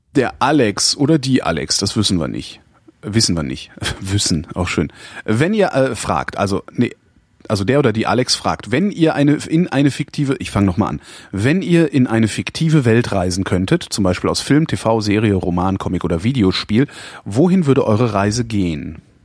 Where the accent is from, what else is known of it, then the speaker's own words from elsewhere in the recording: West Germany, Germany; now in Berlin, Germany; ich komme aus dem Westen